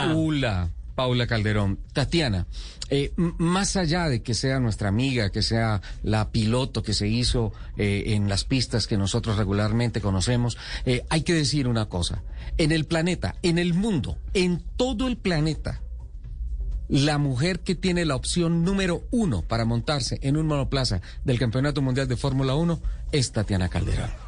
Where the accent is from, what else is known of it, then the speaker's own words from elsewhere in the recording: San Gil, Santander, Colombia; nací en Sao Gil. En San Gil, Santander